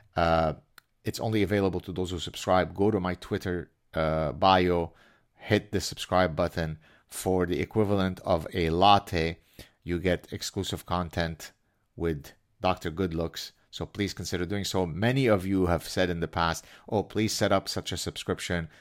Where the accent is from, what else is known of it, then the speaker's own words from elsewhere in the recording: Canada; I'm Canadian.